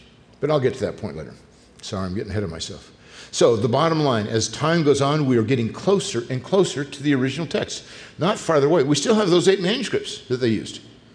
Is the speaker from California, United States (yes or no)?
yes; California, United States; I grew up in California